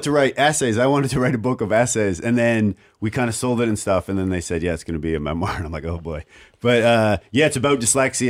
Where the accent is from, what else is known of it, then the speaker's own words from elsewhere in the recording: Oshawa, Ontario, Canada; I'm from a really small, I'm basically from Windsor, only on the other side.